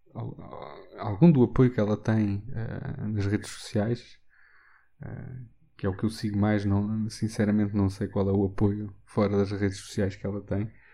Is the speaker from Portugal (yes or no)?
yes; Castelo Branco, Centro, Portugal; em Castelo Branco, por exemplo, foi onde eu cresci